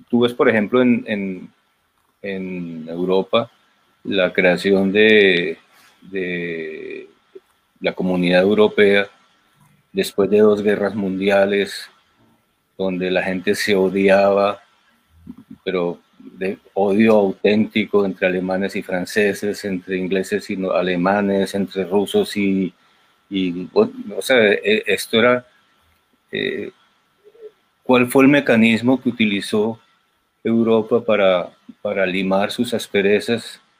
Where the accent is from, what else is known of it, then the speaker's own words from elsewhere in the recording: Colombia; ¿y usted cómo hace para siendo colombiano para contar estas historias tan españolas.